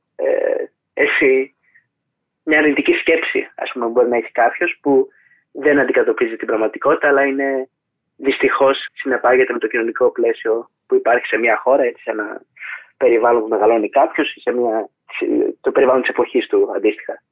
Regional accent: Thessaloniki, Central Macedonia, Greece; Είμαι από τη Θεσσαλονίκη

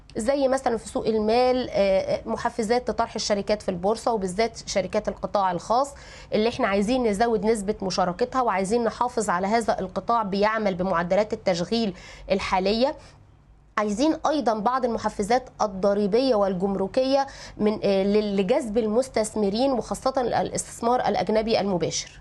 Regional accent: Egypt

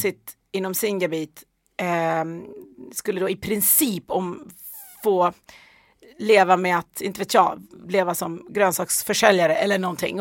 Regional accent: Ockelbo, Gävleborg County, Sweden; hamnade sen i Ockelbo där jag växte upp

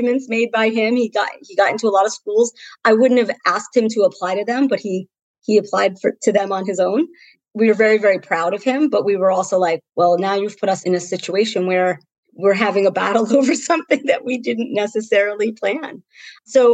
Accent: Central New Jersey, United States; I grew up in Central New Jersey.

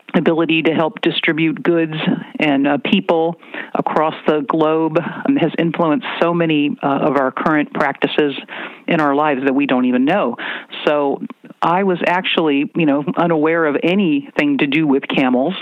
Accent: Virginia, United States; moved away as an adult; also born or lived in Washington; now in California, United States; I spent some time on a farm growing up in Virginia

